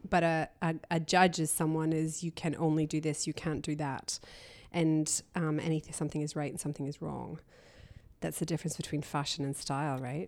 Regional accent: Canada; also born or lived in Belfast, Northern Ireland / London; grew up in Canada. We exiled to Canada in the seventies when I was a baby

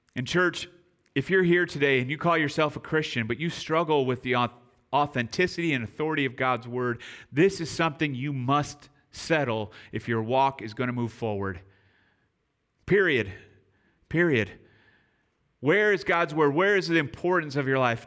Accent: near Chicago, Illinois, United States; moved away; also born or lived in San Antonio; I grew up near Chicago

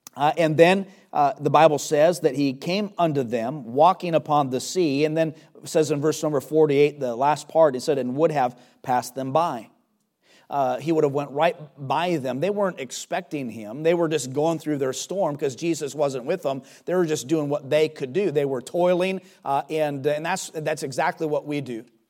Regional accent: United States; as an American

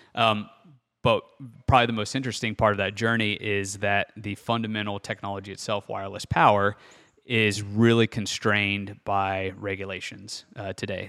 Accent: Bellefontaine, Ohio, United States; I'm from Belle Fountain, Ohio, which is northwest of Columbus, about forty-five minutes, pretty small community, so city population of, you know, fourteen thousand people, and actually grew up out in the country

